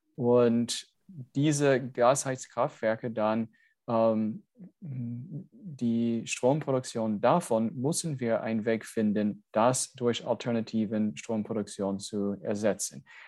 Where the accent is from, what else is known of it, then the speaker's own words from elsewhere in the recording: United States; German is a second language; now in Germany; ich als Amerikaner